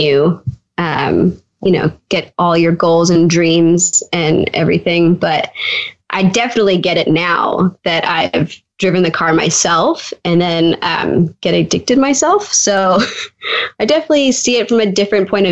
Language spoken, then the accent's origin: English; Canada; I'm from Canada